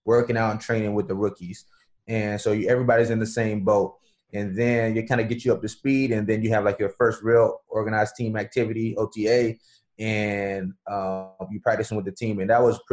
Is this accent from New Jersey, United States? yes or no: no; Florida, United States; We had a restaurant for a few years growing up in Florida